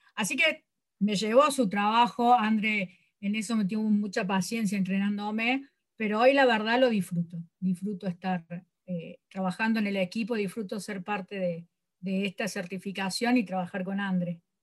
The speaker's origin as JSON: {"language": "Spanish", "region": "Córdoba", "country": "Argentina", "said": "soy de Córdoba"}